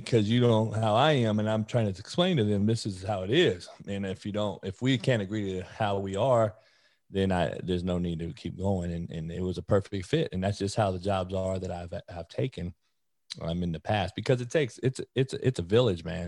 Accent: Compton, California, United States; I was the only white kid growing up in Compton.

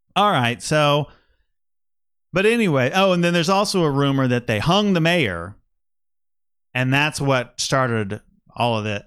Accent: Wichita, Kansas, United States; also born or lived in Manhattan, Kansas; I grew up in Wichita and then went to college at Kansas State

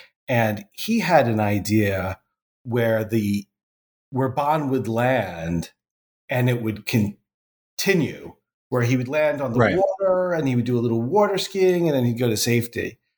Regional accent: United States; as an American

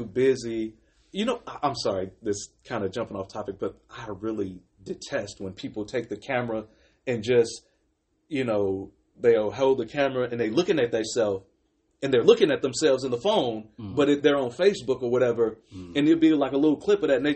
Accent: Chicago, Illinois, United States; I grew up in Chicago

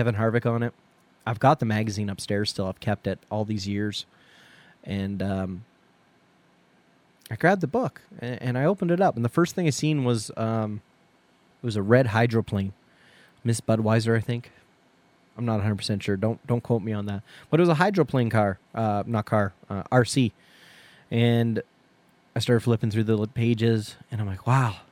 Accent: Canada; being Canadian

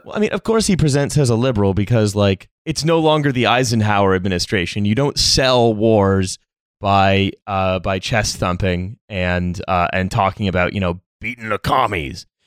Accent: Niagara-on-the-Lake, Ontario, Canada; the newspaper from my hometown, Niagara on the Lake, uh, no longer exists

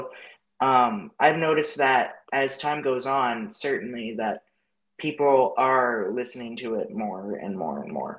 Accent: North Bay, Ontario, Canada; moved away; So I was born in North Bay, which is like 9 hours away. And up there, where we lived anyway, we were like an hour north of North Bay.

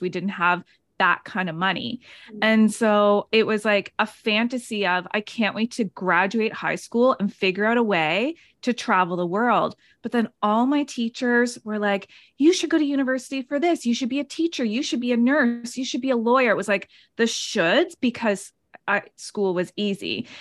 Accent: Nova Scotia, Canada; moved away as an adult; also born or lived in Canmore, Alberta; I'm from Nova Scotia. I moved out to Canmore, Banff area.

